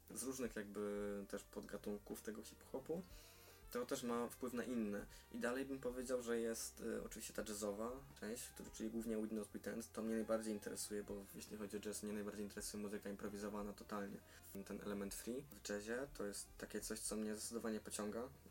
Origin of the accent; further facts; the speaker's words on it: Silesian Voivodeship, Poland; jestem e, rodowitym Ślązakiem